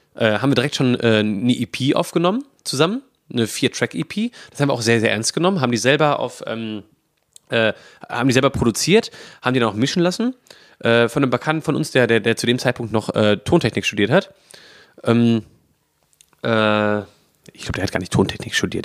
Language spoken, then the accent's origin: German; Bochum, North Rhine-Westphalia, Germany; moved away as an adult; now in Essen, Germany; ich bin ähm, in Bochum geboren und aufgewachsen